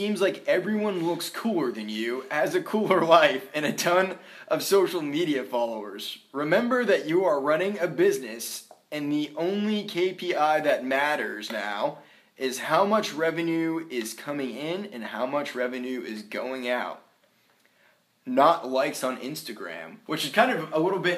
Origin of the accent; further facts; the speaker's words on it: Brunswick, Maine, United States; Bowdoin College is in my hometown